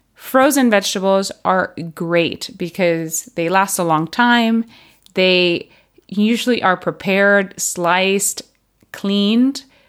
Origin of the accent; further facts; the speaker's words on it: Puerto Rico; moved away as an adult; also born or lived in United States / Barcelona, Spain / United Kingdom; now in Spain; I was born and raised in Puerto Rico